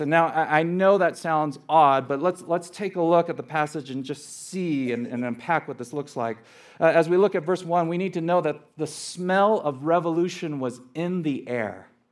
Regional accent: Los Angeles, California, United States; also born or lived in Scottsdale, Arizona; was born and raised in Los Angeles

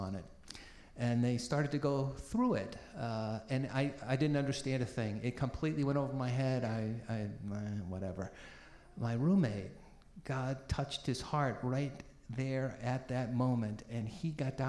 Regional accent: Peabody, Massachusetts, United States; also born or lived in Boston; I was born in Boston, grew up in a very ethnic working class city called Peabody, in a Jewish family

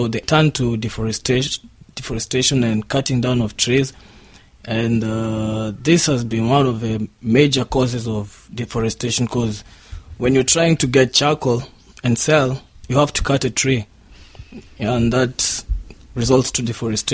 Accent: Kenya; I'm from Kenya

